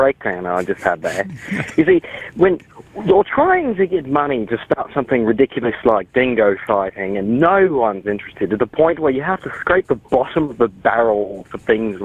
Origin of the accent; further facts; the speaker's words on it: Australia; now in United States; being Australian in the United States